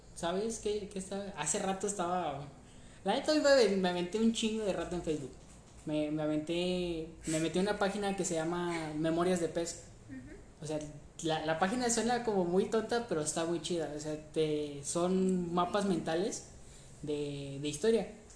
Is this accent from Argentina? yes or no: no; Mexico; aquí en México